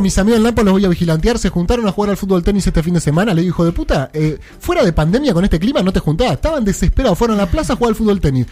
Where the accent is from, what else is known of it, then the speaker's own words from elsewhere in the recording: Buenos Aires, Argentina; Yo soy el porteño